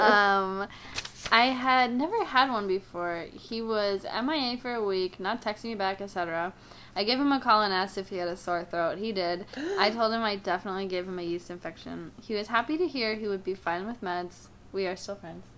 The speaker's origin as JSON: {"language": "English", "region": "Florida", "country": "United States", "said": "I'm from Florida"}